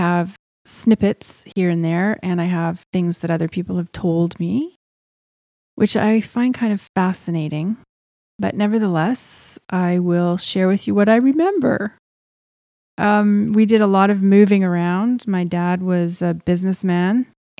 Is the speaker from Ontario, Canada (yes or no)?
no; Edmonton, Alberta, Canada; born there; So at the very beginning, I was born in Edmonton, Alberta.